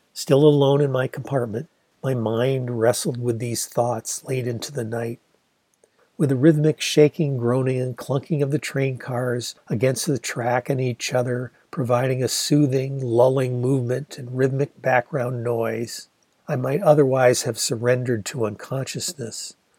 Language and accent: English; Ann Arbor, Michigan, United States; Ann Arbor sure had its forest of trees